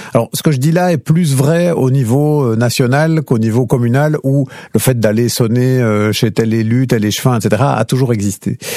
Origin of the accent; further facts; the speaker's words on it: Lierneux, Wallonia, Belgium; j'ai grandi en fait à Lierneux, dans une petite commune